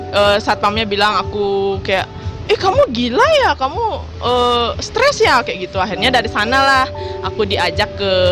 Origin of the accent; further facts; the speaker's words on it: Singaraja, Bali, Indonesia; Asalku dari Singaraja